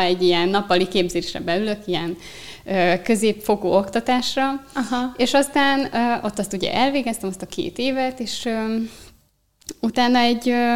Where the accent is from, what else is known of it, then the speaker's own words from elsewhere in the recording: Eger, Heves, Hungary; Egerből származom